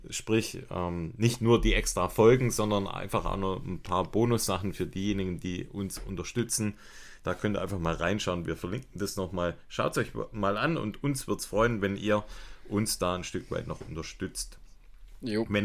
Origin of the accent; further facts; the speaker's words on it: Ergenzingen, Baden-Württemberg, Germany; das ist eine Hommage an meine Heimat, das Ergenzinger Ochsenbräu.